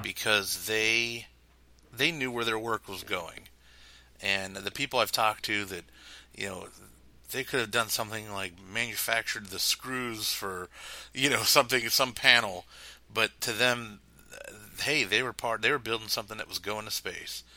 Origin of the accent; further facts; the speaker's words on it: Pittsburgh, Pennsylvania, United States; I grew up in Pittsburgh